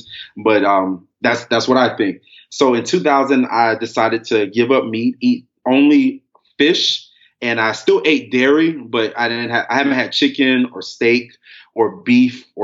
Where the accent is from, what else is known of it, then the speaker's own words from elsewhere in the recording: Miami, Florida, United States; moved away as an adult; now in Texas, United States; I'm from Miami. I'm a Florida boy.